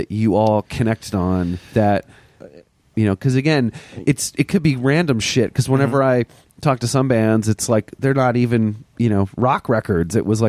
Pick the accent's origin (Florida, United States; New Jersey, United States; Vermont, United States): Vermont, United States; the college radio station I listened to growing up in Vermont